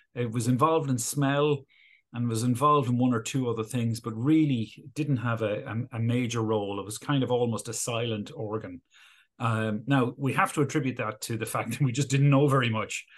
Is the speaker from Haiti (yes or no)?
no; Galway, Connacht, Ireland; moved away as an adult; also born or lived in Oxford; now in Dublin, Ireland; I grew up in Galway, uh, on the west coast of Ireland